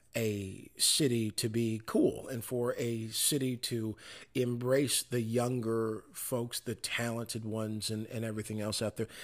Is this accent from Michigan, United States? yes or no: yes; Michigan, United States; moved away; papers in my hometown, uh, in Michigan